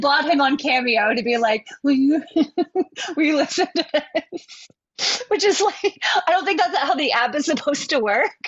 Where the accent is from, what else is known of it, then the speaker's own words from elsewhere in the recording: West Virginia, United States; we grew up in West Virginia and we had two channels